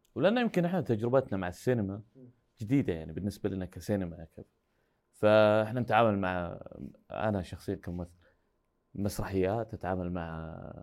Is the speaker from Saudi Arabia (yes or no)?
yes; Saudi Arabia; احنا من السعوديه جايين